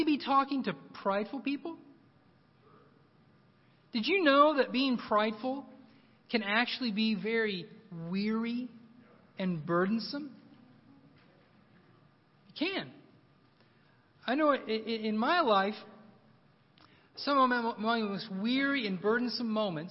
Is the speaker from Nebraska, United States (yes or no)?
no; Oklahoma, United States; moved away; also born or lived in Moscow; I'm from Oklahoma